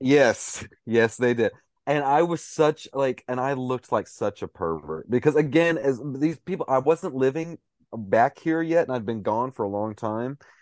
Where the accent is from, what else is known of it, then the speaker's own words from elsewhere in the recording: Cookeville, Tennessee, United States; moved away; I was living back home in, in, at the time in my hometown of Cookville, Tennessee